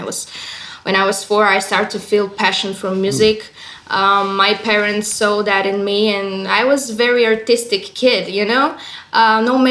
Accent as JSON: {"language": "English", "country": "Bulgaria", "said": "I'm in Bulgaria right now. I'm from Bulgaria."}